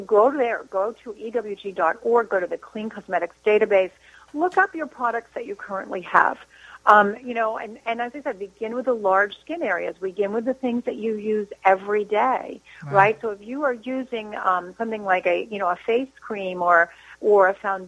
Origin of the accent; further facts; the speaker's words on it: New Jersey, United States; I'm from New Jersey